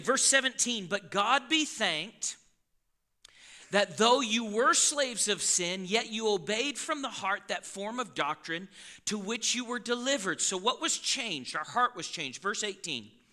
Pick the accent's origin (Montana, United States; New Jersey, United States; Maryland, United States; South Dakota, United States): Montana, United States; Yellowstone Boys and Girls Ranch; I was raised around the Yellowstone Boys and Girls Ranch, so I know how to slaughter a cow